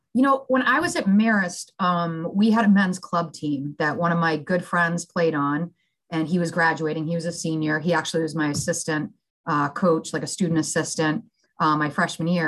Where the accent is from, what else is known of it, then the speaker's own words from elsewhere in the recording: Billerica, Massachusetts, United States; I grew up outside of Boston, a little town called Billerica, Mass